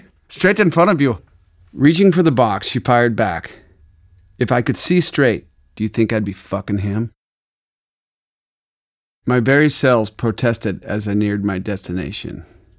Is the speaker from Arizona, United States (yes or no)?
yes; Arizona, United States; but the truth is, I'm from Arizona, and I don't care if I ever see the sun again.